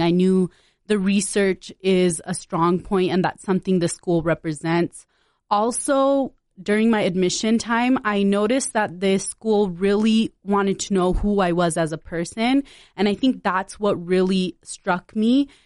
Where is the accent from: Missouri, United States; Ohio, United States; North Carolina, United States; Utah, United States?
Utah, United States; West Valley City; also born or lived in Punjab, India; I grew up in West Valley City, Utah